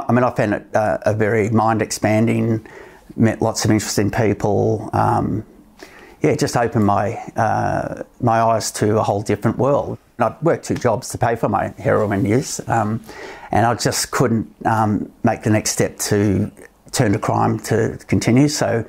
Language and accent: English; Melbourne, Victoria, Australia; also born or lived in United States; now in Canberra, Australia; I was born in America, grown up in Melbourne, live in Canberra now.